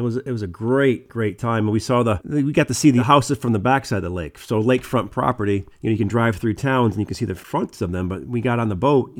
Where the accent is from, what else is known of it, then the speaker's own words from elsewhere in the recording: Michigan, United States; I grew up in Michigan